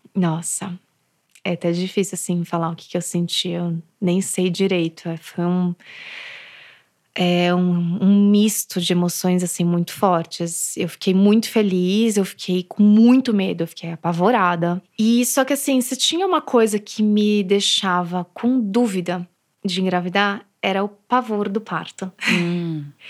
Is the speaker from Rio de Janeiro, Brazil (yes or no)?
no; São Paulo, Brazil; eu sou daqui de São Paulo